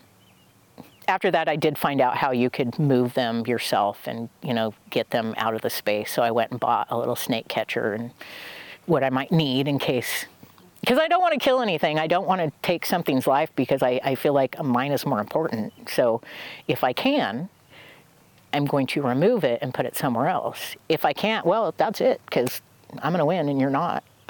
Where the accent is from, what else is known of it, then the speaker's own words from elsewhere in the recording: Oregon, United States; I'm from Oregon